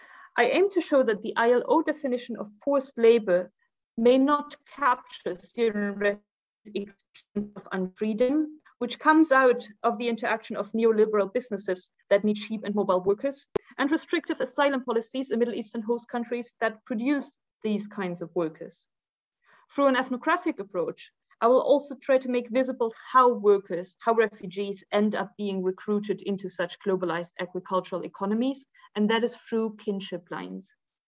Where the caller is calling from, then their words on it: Tunis, Tunis Governorate, Tunisia; As Carol already said, I'm joining you from Tunis today.